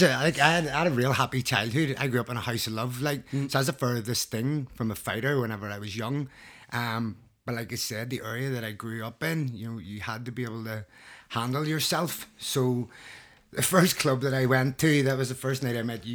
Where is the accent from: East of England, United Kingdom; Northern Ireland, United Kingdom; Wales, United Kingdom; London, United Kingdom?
Northern Ireland, United Kingdom; Belfast; I grew up in North Belfast, um, late eighties, early nineties